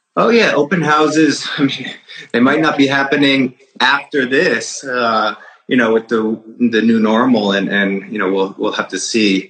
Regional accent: Fairfield County, Connecticut, United States; I grew up in Fairfield County, Connecticut, which is like an hour outside of here

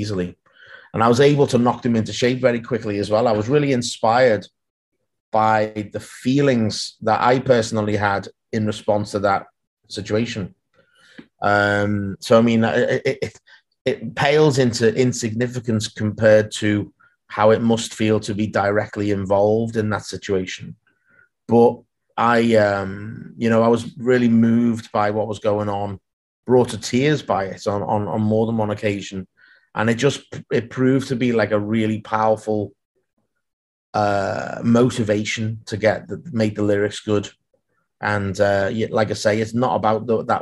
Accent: Liverpool, North West England, United Kingdom; I grew up in Liverpool, and so did my grandparents

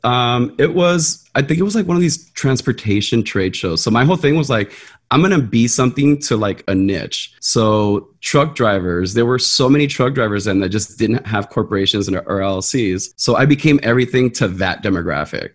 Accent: Los Angeles, California, United States; I grew up in South Central LA, so I was like 12 years old when the LA riots broke out down the street from my house.

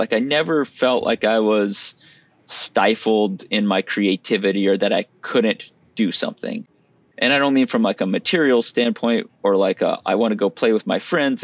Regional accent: Lafayette, Louisiana, United States; moved away; I grew up in South Louisiana in Lafayette, and that's where we are now

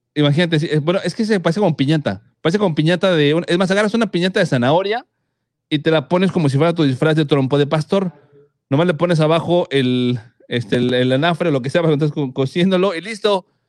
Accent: Mexico; los mexicanos, como buenos mexicanos

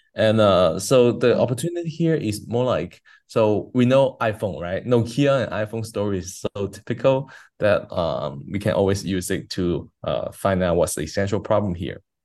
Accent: China; I grew up in China, so like in a high school, as a, as a high school kid in China

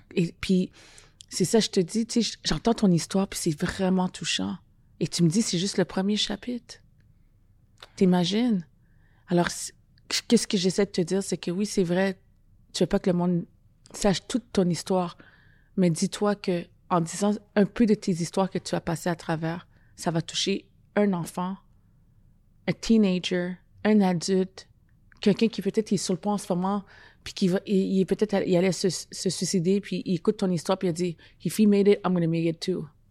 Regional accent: Ottawa, Ontario, Canada; moved away as an adult; now in Montreal, Canada; ça fait 15 ans que je suis ici à, Montreal. Parce que moi, je viens d'Ottawa.

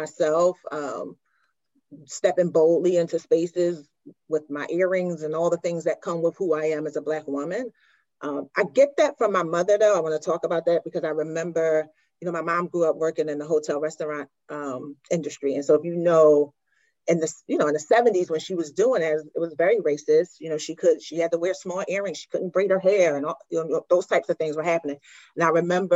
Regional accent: Philadelphia, Pennsylvania, United States; I am from born and raised in South Philadelphia

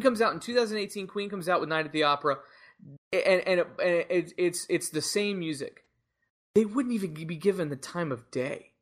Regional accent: United States; our culture as American music fans

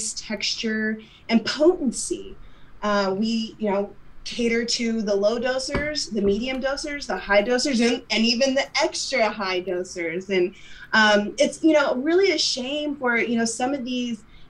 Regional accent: Midwest, United States; I come from the Midwest myself

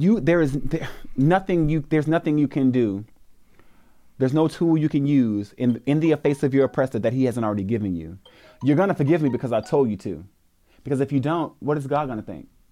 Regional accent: the South, United States; I'm from the South.

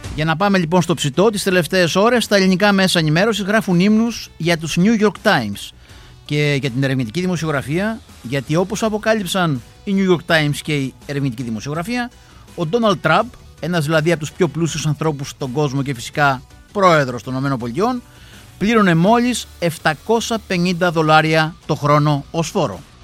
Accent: Greece; στην Ελλάδα, στη χώρα μας

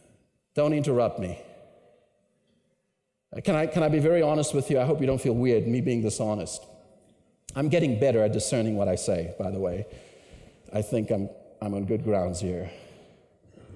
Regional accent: Cape Town, Western Cape, South Africa; moved away as an adult; now in Canada; I grew up in Cape Town, South Africa

